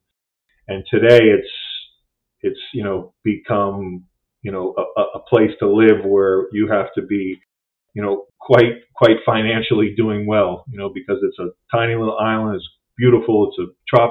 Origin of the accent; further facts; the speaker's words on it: Key Biscayne, Florida, United States; also born or lived in Massachusetts / New York State; I grew up, my family's originally from Massachusetts, but I moved to Florida. I grew up in Miami, and I moved to Florida. I was very young, 3.